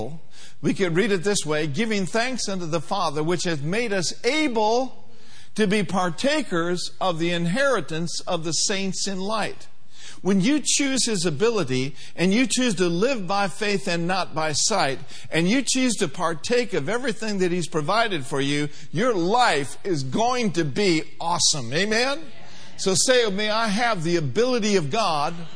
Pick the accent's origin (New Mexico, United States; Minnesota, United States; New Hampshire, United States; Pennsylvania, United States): Minnesota, United States; Minneapolis; I grew up in Minneapolis, Minnesota.